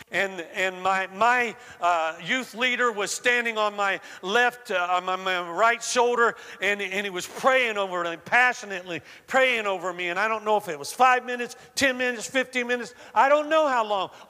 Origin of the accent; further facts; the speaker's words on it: the South, United States; I was raised in the South and, you know, I, I spoke like Southerners spoke, speak, and uh, I've lost most of that accent now.